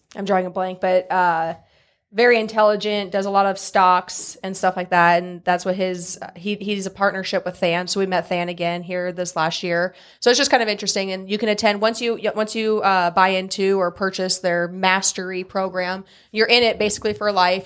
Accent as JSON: {"language": "English", "town": "Newman Grove", "region": "Nebraska", "country": "United States", "tie": "born or raised there", "moved": "as an adult", "lives_now": "Columbus, United States", "said": "so I'm from a small town. It's called Newman Grove, so not Columbus. I'm not originally from Columbus, uh, town of six hundred people."}